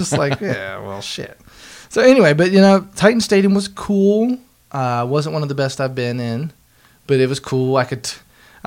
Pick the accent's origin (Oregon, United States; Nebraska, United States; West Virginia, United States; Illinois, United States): West Virginia, United States; growing up in West Virginia, I do have a lot of country music in me